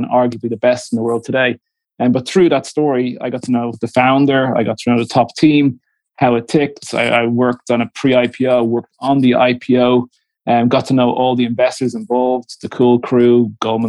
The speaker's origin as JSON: {"language": "English", "town": "Dublin", "region": "Leinster", "country": "Ireland", "tie": "born or raised there", "also_born_or_lived": "London / Moscow / Marseille", "moved": "as an adult", "said": "I'm Dublin born, I'm Irish, Dublin parents, Dublin grandparents"}